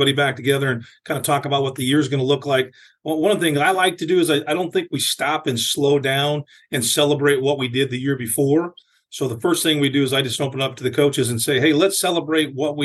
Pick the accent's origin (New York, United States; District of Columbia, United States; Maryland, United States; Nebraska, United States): Nebraska, United States; Lincoln; now in Omaha, United States; I grew up in Lincoln, Nebraska, went to a big school